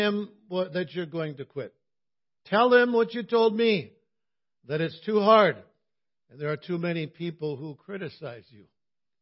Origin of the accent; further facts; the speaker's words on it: Cloquet, Minnesota, United States; my hometown of Cloquet